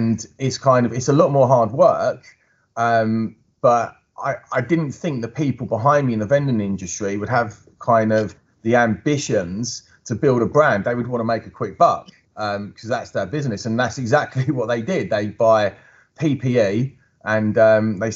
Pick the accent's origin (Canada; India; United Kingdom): United Kingdom; Chigwell, East of England; my hometown of Chigwell